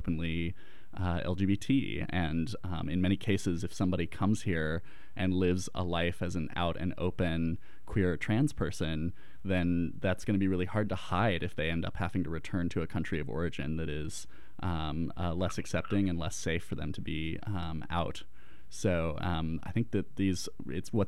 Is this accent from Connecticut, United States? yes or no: no; Colorado, United States; I grew up in Colorado